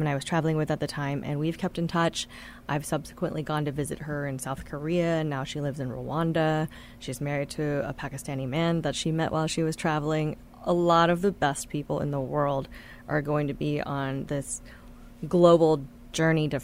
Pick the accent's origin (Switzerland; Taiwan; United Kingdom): Taiwan; now in United States; I spent 9 years growing up in Taiwan during very formative times